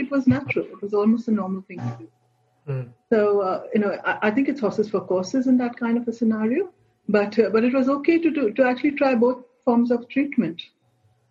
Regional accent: Mumbai, Maharashtra, India; moved away as an adult; also born or lived in Goa; now in Australia; I grew up in Bombay, which is now Mumbai

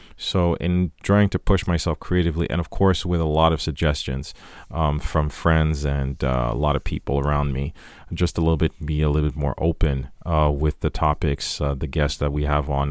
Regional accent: Haiti; moved away; growing up in Haiti

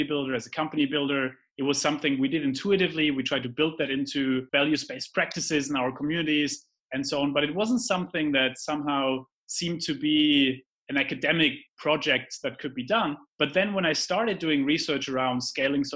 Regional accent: Heidelberg, Baden-Württemberg, Germany; moved away; also born or lived in London; I grew up in Heidelberg, which is a romantic city in Germany

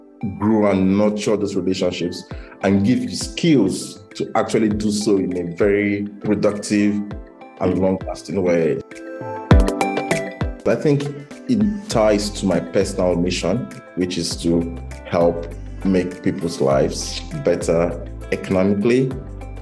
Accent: Nigeria; moved away as an adult; now in London, United Kingdom; growing up in Nigeria

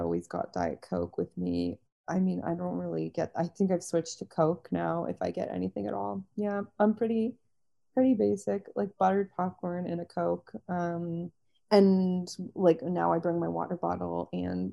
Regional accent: Toronto, Ontario, Canada; moved away; also born or lived in New York; I'm from Toronto, but I lived in New York for 7 years.

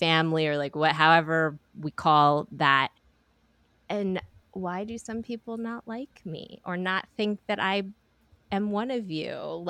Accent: United States; But the thing that I feel is that I am so American. We are also American. Like, you could not dump me anywhere else and I would fit in.

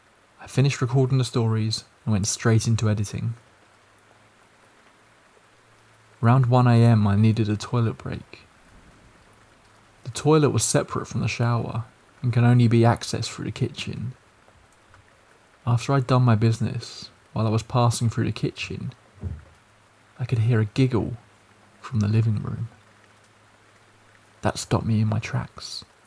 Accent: Malaysia; English is a second language; In my culture, I'm Malaysian, we have ghosts like Pontianak, Pocong, Toyol, Langsir, among others.

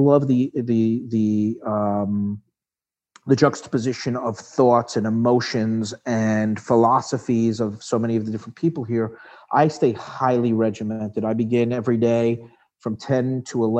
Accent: Long Island, New York, United States; I grew up on Long Island.

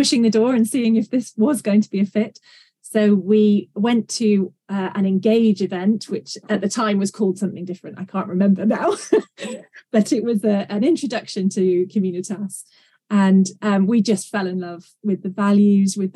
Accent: England, United Kingdom; also born or lived in Maryland; I'm from England in the UK, and I currently live in North Yorkshire in the beautiful Dales.

